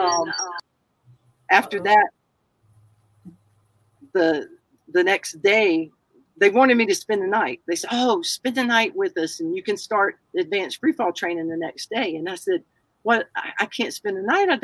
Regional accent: the South, United States; I'm a Southerner

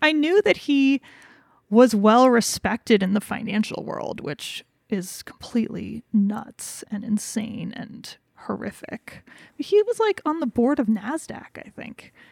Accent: Wyoming, United States; we're from Wyoming

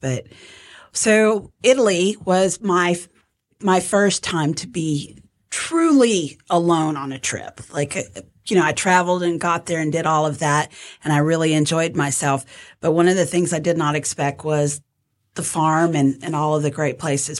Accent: Scotland, United Kingdom; I'm Scottish, so I appreciate that.

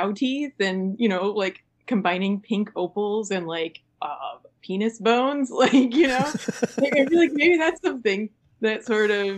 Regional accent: Sun Prairie, Wisconsin, United States; also born or lived in Minneapolis–Saint Paul, Minnesota; now in Madison, United States; I spent most of my childhood in Sun Prairie

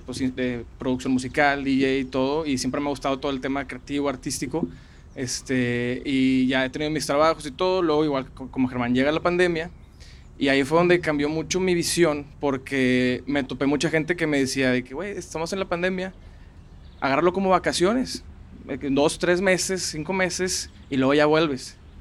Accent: Monterrey, Nuevo León, Mexico; soy de aquí de Monterrey toda la vida

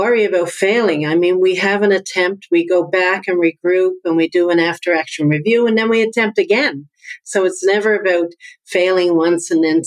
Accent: Newfoundland and Labrador, Canada; accent: Newfoundland; now in Halifax, Canada; my accent comes from Newfoundland. I'm from Newfoundland. That's why I have this accent

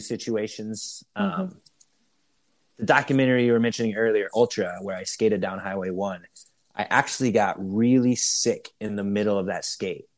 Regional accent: Iowa, United States; I'm from Iowa, which is a huge cycling state

